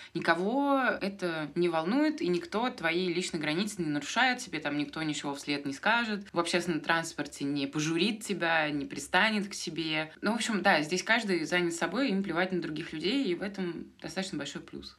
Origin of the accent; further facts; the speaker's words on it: Moscow, Russia; moved away as an adult; also born or lived in Rome; now in Argentina; Я москвичка